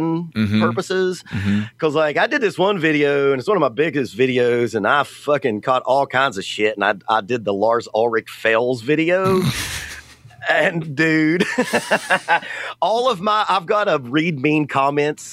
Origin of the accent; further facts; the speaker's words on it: the South, United States; I'm from the South, obviously. This accent definitely ain't New Jersey